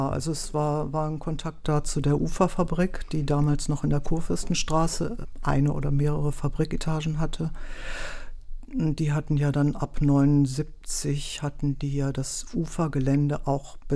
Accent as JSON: {"language": "German", "town": "Wuppertal", "region": "North Rhine-Westphalia", "country": "Germany", "moved": "as an adult", "lives_now": "Berlin, Germany", "said": "Nee, ich komme ursprünglich aus Wuppertal"}